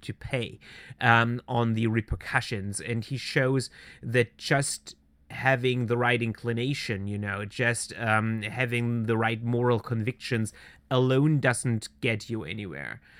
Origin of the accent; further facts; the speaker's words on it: Swabia, near Stuttgart, Baden-Württemberg, Germany; I was born and raised in southern Germany, uh, southwest Germany which is uh, Swabia. I'm coming from the uh, uh, direct surroundings of the state capital of Stuttgart